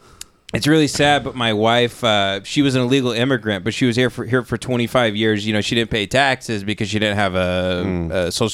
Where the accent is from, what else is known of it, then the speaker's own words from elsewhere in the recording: Texas, United States; We grew up in Texas.